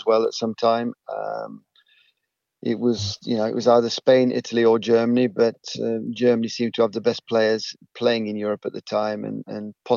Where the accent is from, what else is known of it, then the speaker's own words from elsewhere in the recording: Eastwood, East Midlands, United Kingdom; I'm from Eastwood